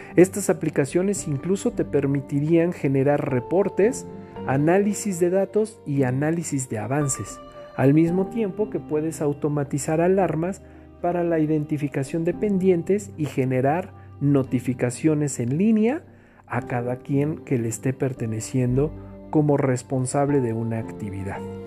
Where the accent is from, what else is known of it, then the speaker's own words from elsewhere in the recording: Mexico; entre todos los mexicanos